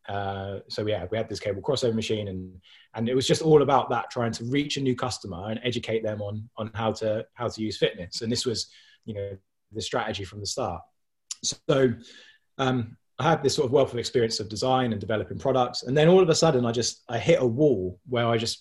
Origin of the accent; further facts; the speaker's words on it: Milton Keynes, South East England, United Kingdom; I'm from Milton Keynes.